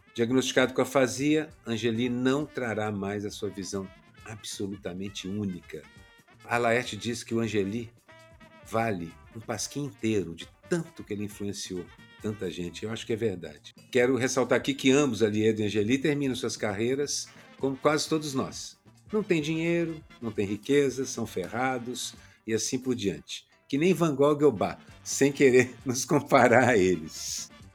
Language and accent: Portuguese; Minas Gerais, Brazil; now in Rio de Janeiro, Brazil; fui criado como cristão católico em Minas Gerais